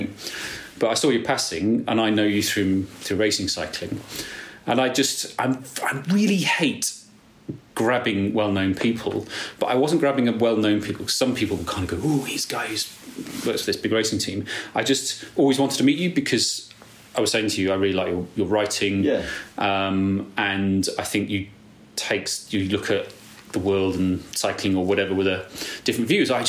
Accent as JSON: {"language": "English", "region": "England", "country": "United Kingdom", "said": "And I think there's a lot of, particularly being English, a lot of social barriers and this apologetic thing."}